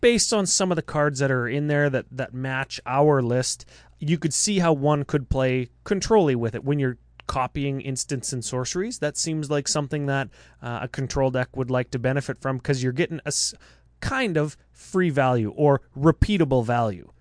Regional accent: Canada; I'm from Canada.

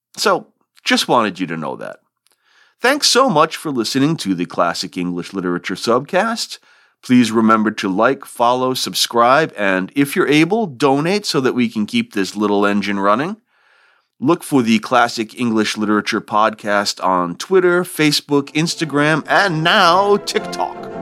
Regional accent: Rhode Island, United States; accent: non-rhotic R-dropping; moved away; I'm originally from Rhode Island and that region features a non rhotic R dropping dialect

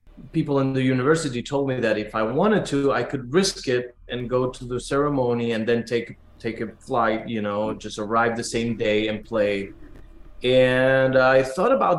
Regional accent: Buenos Aires, Argentina; moved away; I was born in Argentina and raised in Buenos Aires

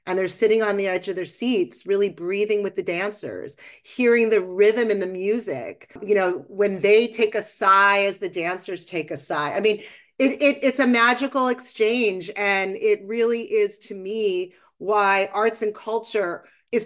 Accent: Boston, Massachusetts, United States; I grew up in Boston

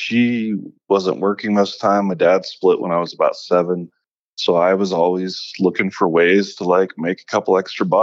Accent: Kansas City, Missouri, United States; moved away; Missouri wasn't the friendliest of places for me growing up

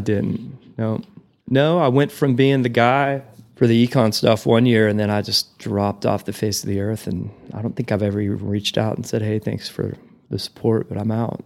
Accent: Perryton, Texas, United States; moved away as an adult; also born or lived in Amarillo, Texas / Alva, Oklahoma; now in Nashville, United States; I was born in Perryton, um, two hours north of here

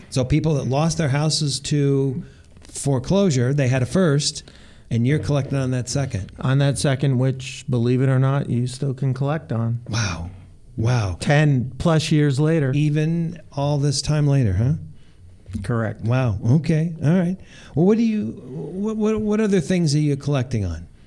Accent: East Coast, United States; moved away as an adult; I grew up on the East Coast and I went to college uh, across the street from

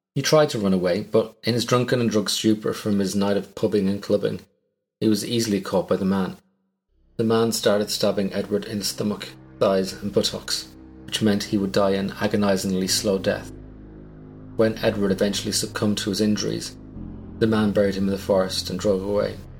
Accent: Ireland; As an Irishman, my pronunciation of some of your towns is going to be woeful.

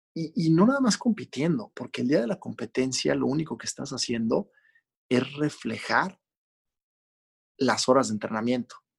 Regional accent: Mexico; yo no crecí en otro país que no fuera México. Este, mi infancia entera fue ahí

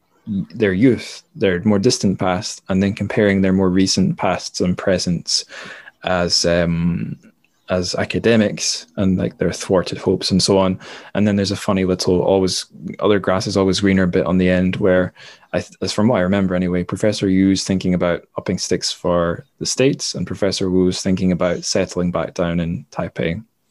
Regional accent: Dundee, Scotland, United Kingdom; also born or lived in Manchester; So I'm from Dundee. That's where I am now on the east coast. So we are the sunniest city in Scotland.

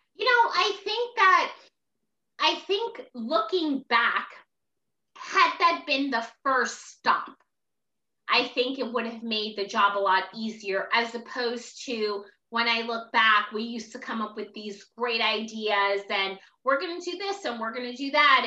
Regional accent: Newark, New Jersey, United States; I'm originally from Newark, New Jersey. So I'm an inner city kid.

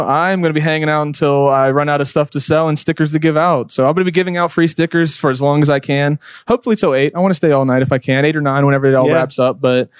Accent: Pittsburgh, Pennsylvania, United States; my hometown, my home area of Pittsburgh

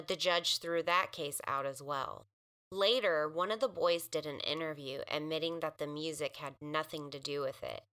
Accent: California, United States; now in Arkansas, United States; it's a case from my hometown in California.

